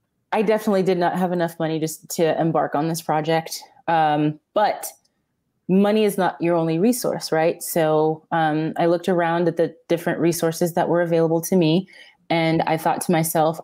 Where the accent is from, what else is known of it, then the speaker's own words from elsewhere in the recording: Atlanta, Georgia, United States; moved away as an adult; also born or lived in Cameroon; now in San Diego, United States; That's where I grew up, in Atlanta